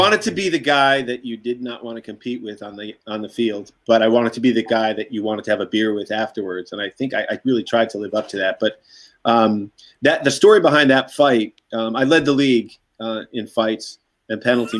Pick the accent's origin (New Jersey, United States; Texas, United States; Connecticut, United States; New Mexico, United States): Connecticut, United States; Madison; moved away as an adult; also born or lived in Los Angeles, California / Boston, Massachusetts; And so here I am growing up in Lily White, Madison, Connecticut, Republican town